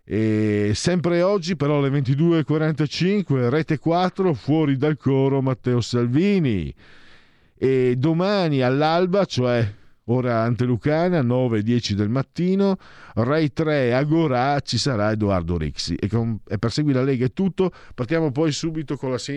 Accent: Milan, Lombardy, Italy; Da milanese avere altri 5 anni di immobilismo di sinistra mi pesa, ma gli elettori hanno sempre ragione.

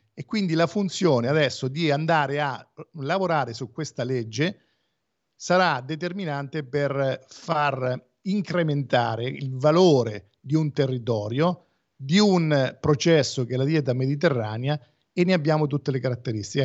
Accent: Porto San Giorgio, Marche, Italy; io sono di Porto San Giorgio e quindi alla provincia di Fermo

